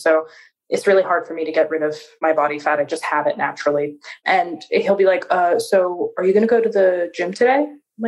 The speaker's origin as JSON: {"language": "English", "town": "Seattle", "region": "Washington", "country": "United States", "accent": "American", "moved": "as an adult", "lives_now": "Porto, Portugal", "said": "I'm actually from Seattle"}